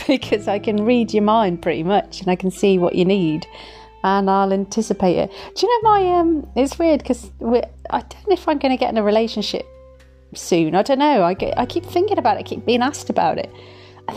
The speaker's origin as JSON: {"language": "English", "region": "Midlands", "country": "United Kingdom", "said": "Where I'm from. So Midlands, babes. Midlands. Yeah, when I'm a little bit tipsy, my accent's really strong"}